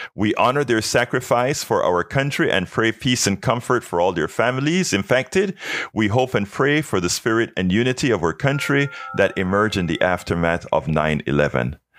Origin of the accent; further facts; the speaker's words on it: Panama; now in United States; my home country, Panama